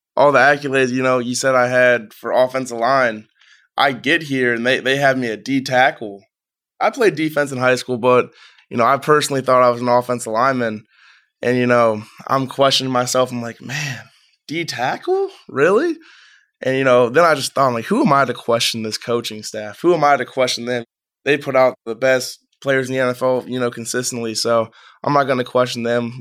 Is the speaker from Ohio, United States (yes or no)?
yes; Strongsville, Ohio, United States; I'm from Strongsville, Ohio. Moved around a couple times. Set up shop in Strongsville for majority of my childhood.